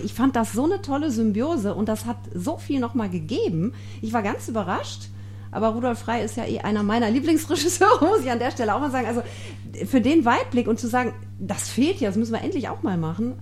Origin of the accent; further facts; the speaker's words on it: Germany; now in South Tyrol, Italy; ich komme aus Deutschland